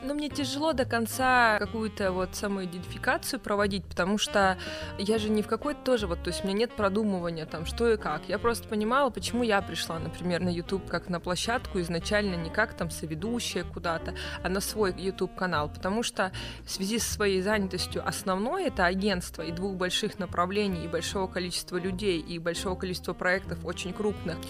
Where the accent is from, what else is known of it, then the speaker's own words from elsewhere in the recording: Vladivostok, Primorsky Krai, Russia; moved away as an adult; now in Moscow, Russia; Мы обе из Владивостока, из одного класса, то есть мы познакомились 1 сентября на первой линейке